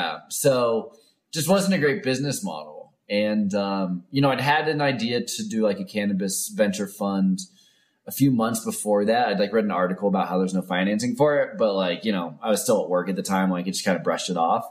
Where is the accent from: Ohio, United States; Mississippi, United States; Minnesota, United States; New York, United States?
Ohio, United States; moved away; I grew up in Ohio